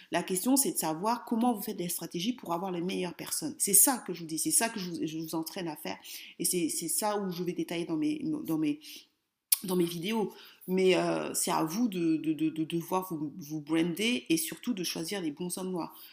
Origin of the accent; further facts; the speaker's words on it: France; Sinon, mon focus sera toujours sur la France puisque je suis française.